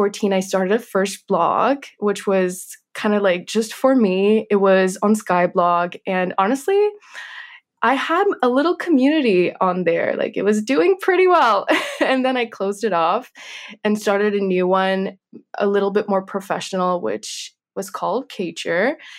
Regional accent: Kentucky, United States; also born or lived in Minsk, Belarus; I was born in Minsk in Belarus, and I lived there until the age of 4. And then my family relocated to Kentucky in the United States.

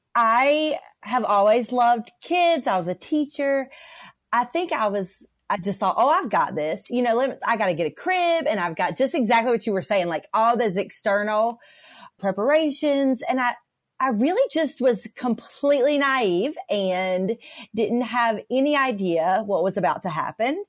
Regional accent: North Carolina, United States; I'm from North Carolina.

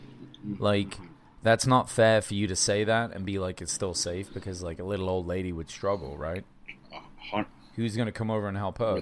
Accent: England, United Kingdom; now in United States; I'm English

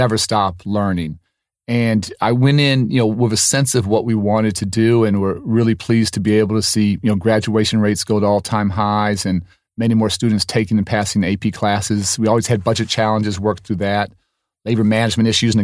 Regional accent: Chicago, Illinois, United States; also born or lived in Washington, D.C.; I'm from Chicago. This is home all my life.

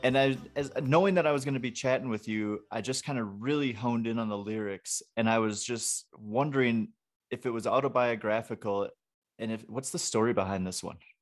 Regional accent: Wisconsin, United States; also born or lived in Atlanta / Florida Panhandle; now in Denver, United States; I'm from Wisconsin, so it's the same up there, but I lived in Atlanta and on the Florida Panhandle

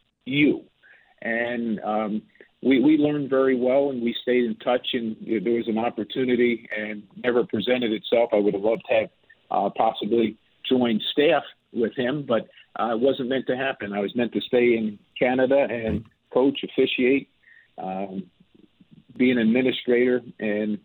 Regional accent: United States; moved away; I was born in the United States

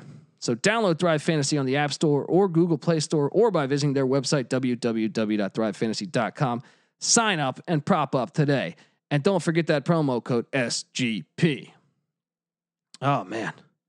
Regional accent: Washington, District of Columbia, United States; I grew up in the Washington, D.C. area

